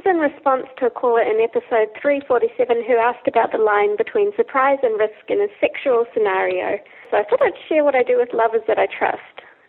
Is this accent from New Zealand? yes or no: yes; New Zealand; accent: Kiwi; My Kiwi accent is strong.